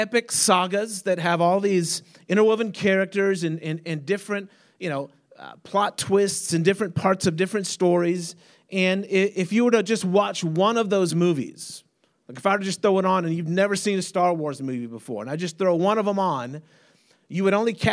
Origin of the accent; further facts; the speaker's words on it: United States; I'm an American.